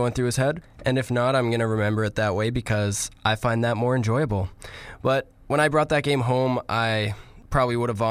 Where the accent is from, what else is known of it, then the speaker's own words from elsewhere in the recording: Canada; we're Canadian